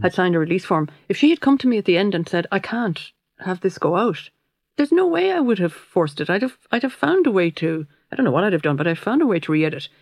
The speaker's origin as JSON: {"language": "English", "town": "Limerick", "region": "Munster", "country": "Ireland", "said": "I'm from Limerick City, and my father was from Clare"}